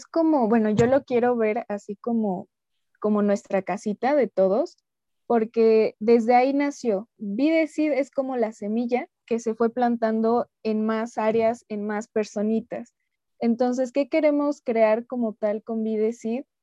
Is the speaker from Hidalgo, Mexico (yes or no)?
yes; Hidalgo, Mexico; Yo soy originaria de, México, del estado de Hidalgo